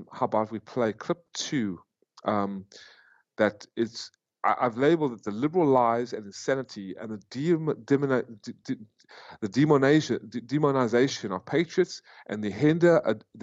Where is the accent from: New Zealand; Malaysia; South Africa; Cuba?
South Africa; also born or lived in United States; now in Vietnam; a South African that became an American citizen